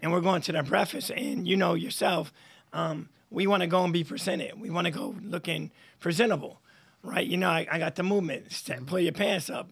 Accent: Troy, New York, United States; born or raised there

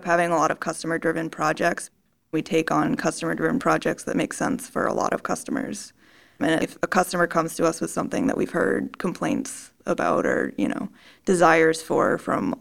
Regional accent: Maryland, United States; moved away as an adult; also born or lived in Tennessee; now in California, United States; I'm from the East Coast. I'm from Maryland.

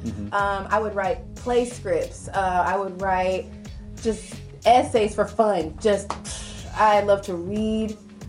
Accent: Visalia, California, United States; also born or lived in Fresno; I was born and raised here in Visalia.

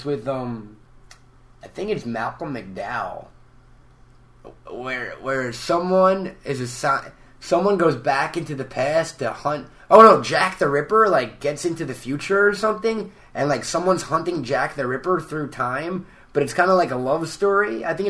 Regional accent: Peru; English is a second language; But in my native language, it's eh.

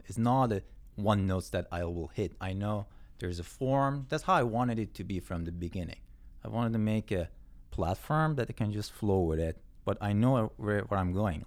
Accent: Yazd, Yazd Province, Iran; moved away as an adult; also born or lived in Tehran / Mashhad; now in Canada; I was born in Yazd, and I was, uh, living in Tehran for a few years, and then lived in Mashhad for a few years, too. But most of my teenage years was in Yazd

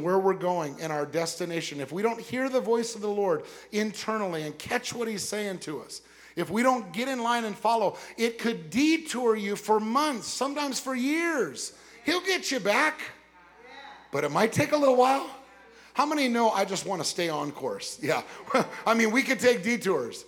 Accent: West Covina, California, United States; I lived in West Covina, California.

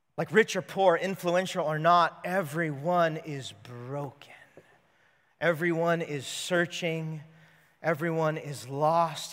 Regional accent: California, United States; I grew up in California

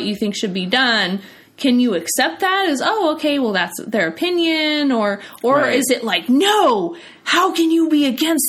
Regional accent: United States; I can have pride for my country and proud to be an American

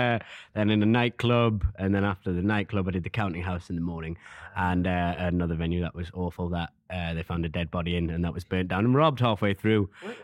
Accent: Newcastle upon Tyne, North East England, United Kingdom; I am a comic from Newcastle.

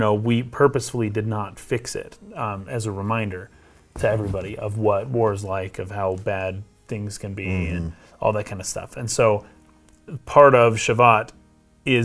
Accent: United States; I'm an American

